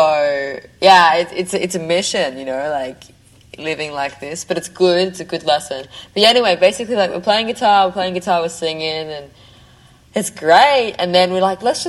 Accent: Australia; I'm Australian

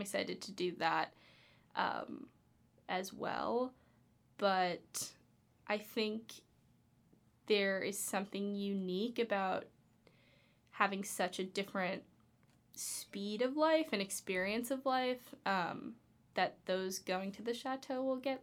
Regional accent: Los Angeles, California, United States; I'm from Los Angeles

